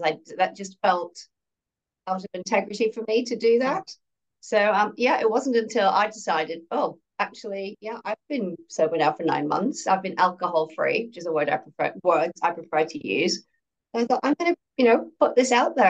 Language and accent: English; Ireland; I grew up in Ireland.